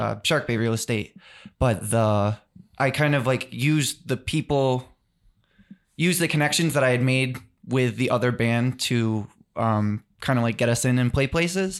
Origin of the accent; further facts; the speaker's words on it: South Shore, Massachusetts, United States; we're all from the South Shore